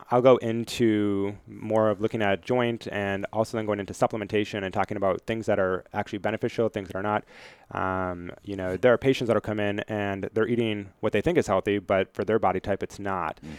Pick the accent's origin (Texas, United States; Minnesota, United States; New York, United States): Minnesota, United States; moved away as an adult; now in Virginia, United States